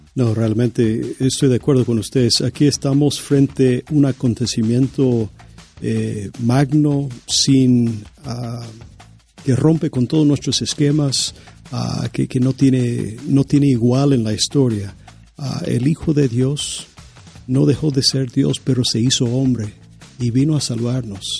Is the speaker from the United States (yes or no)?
yes; United States; yo soy estadounidense